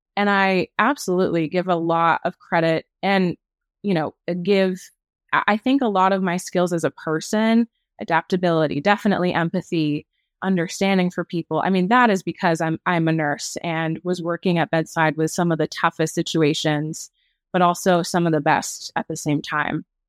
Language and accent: English; New England, United States; moved away; I'm formerly from New England